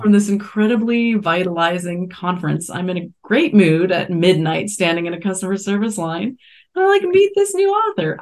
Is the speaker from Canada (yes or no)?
yes; Canada; moved away; I grew up in Canada and we watched Musique Plus